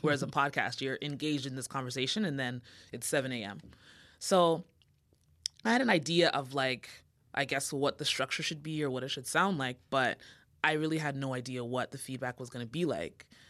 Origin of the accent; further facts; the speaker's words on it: Canada; also born or lived in Jamaica (ancestry); I'm Canadian, like, of Jamaican descent